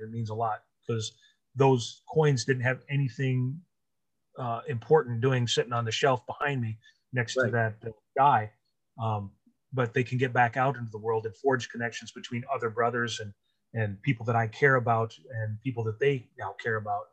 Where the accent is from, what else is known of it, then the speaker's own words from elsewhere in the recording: Montana, United States; now in Wisconsin, United States; I was originally from Montana, and then Wisconsin, because this is where everything is for me.